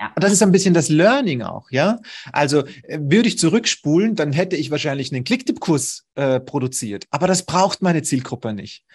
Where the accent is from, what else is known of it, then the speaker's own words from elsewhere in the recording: Vienna, Austria; ich komme aus Wien